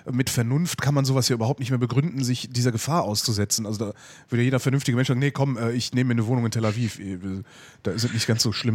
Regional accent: Germany; hier bei uns in Deutschland

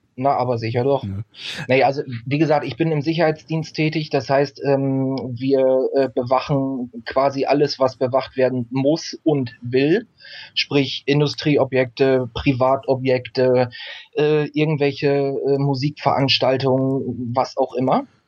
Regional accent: East Frisia, Lower Saxony, Germany; moved away as an adult; now in Emsland, Germany; ich bin in Ostfriesland gestor-, äh, äh, geboren, bin da aufgewachsen

